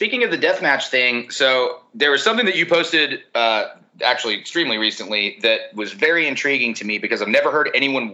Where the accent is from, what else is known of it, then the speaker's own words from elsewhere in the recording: Nashville, Tennessee, United States; I'm born and raised in Nashville